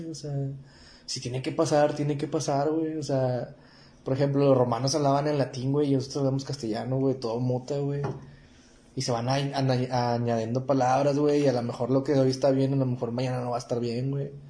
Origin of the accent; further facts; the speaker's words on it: Mexico; Y es que también aquí es muy difícil, güey, porque como mexicano